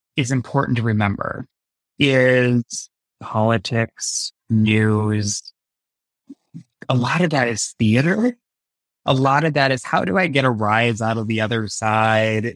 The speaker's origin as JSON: {"language": "English", "country": "United States", "tie": "born or raised there", "said": "growing up in high school in the nineties, it was small town U S A."}